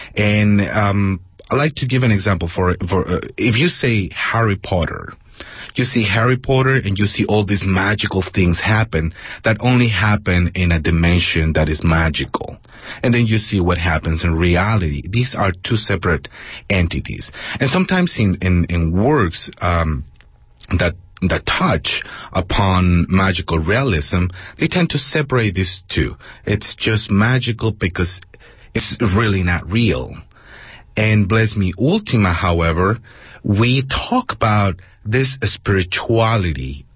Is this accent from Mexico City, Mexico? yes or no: yes; Mexico City, Mexico; moved away as an adult; also born or lived in Bay Area, California; now in San Jose, United States; I was born and raised in Mexico City and I came here when I was already a, um, a young adult.